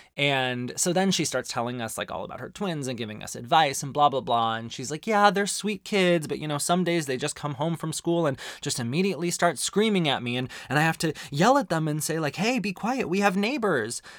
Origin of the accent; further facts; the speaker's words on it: Arizona, United States; growing up in Arizona is that there's incredible Mexican food on every street corner